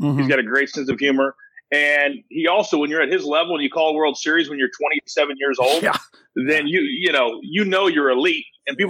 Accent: Kansas, United States; I'm a huge Royals fan, born and raised in Kansas.

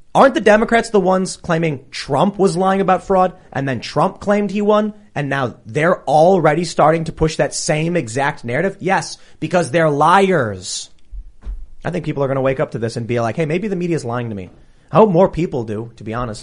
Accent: Chicago, Illinois, United States; I grew up in Chicago, up in the city

